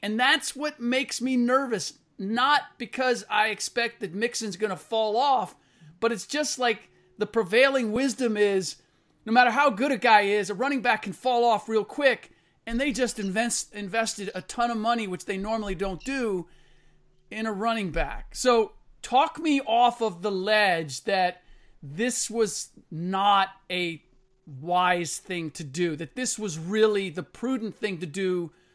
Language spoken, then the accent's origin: English; Cincinnati, Ohio, United States; I'm from the Natty